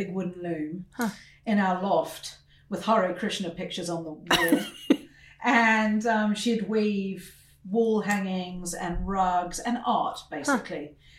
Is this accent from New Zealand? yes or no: yes; Wellington, New Zealand; moved away as an adult; I grew up in New Zealand until I left there when I was about 21.